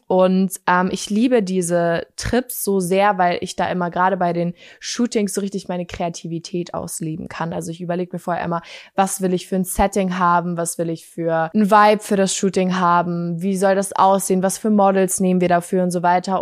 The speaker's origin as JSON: {"language": "German", "region": "Bavaria", "country": "Germany", "also_born_or_lived": "Munich", "said": "Ich komme ja aus Bayern, das wissen ja einige von euch, und ich bin tatsächlich nicht hier geboren, wo ich jetzt lebe, sondern ich bin in München geboren"}